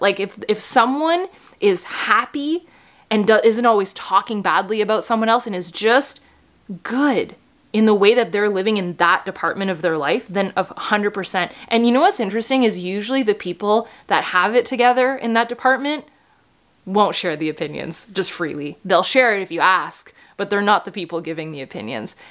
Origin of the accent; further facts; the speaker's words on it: Canada; I'm Canadian